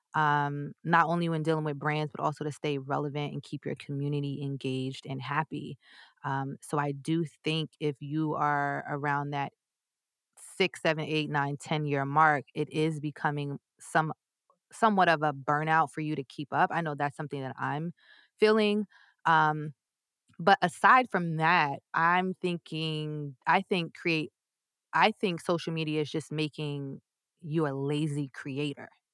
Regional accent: New York, United States; I'm from New York

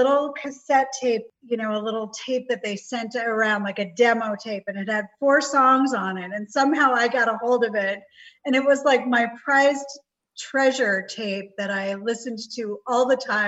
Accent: New York City, New York, United States; moved away as an adult; also born or lived in Ridgewood, New Jersey; now in Arizona, United States; I was raised pretty much from seventh grade in New York City

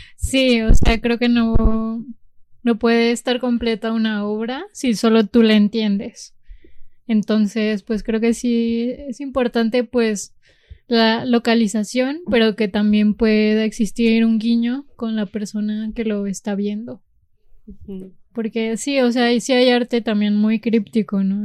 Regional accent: Jalisco, Mexico; moved away; also born or lived in Zacatecas; nací en Zacatecas por eh, la limitación de servicios de salud en la región. Y porque está más cerca Zacatecas que Guadalajara, de mi región

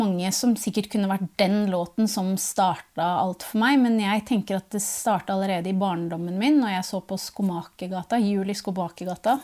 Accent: Tranby, Buskerud, Norway; also born or lived in Northern Norway; på ungdomsskolen på Tranby, da, der jeg vokste opp delvis

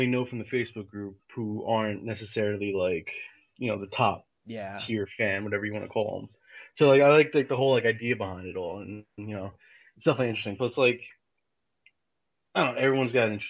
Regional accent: Long Island, New York, United States; moved away as an adult; also born or lived in Blacksburg, Virginia; I'm from Long Island

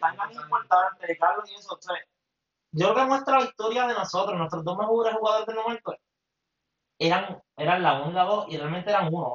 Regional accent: Mayagüez, Puerto Rico; soy de Mayagüez también

